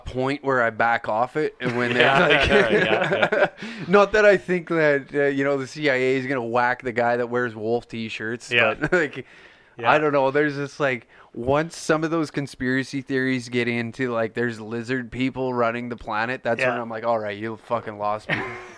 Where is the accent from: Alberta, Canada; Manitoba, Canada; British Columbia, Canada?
Alberta, Canada; Taber; moved away; my hometown like in Tabor